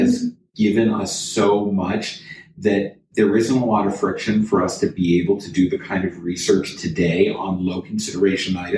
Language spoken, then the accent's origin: English; Toronto, Ontario, Canada; I'm from Toronto.